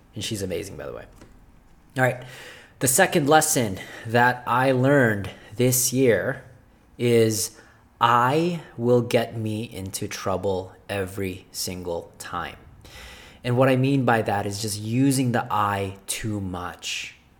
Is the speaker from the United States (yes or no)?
no; Philippines; moved away; I wasn't born here. I was born in Philippines.